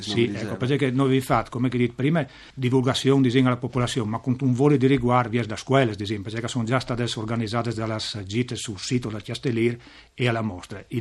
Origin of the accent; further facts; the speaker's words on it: Savalons, Friuli-Venezia Giulia, Italy; Io sono proprio di Savalons.